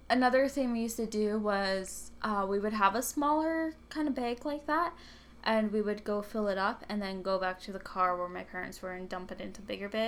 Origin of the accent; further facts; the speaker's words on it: Houston, Texas, United States; born there; was born in Houston.